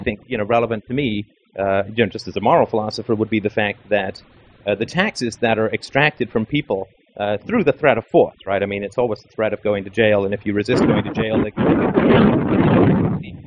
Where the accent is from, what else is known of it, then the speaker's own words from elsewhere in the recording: England, United Kingdom; moved away; I grew up in England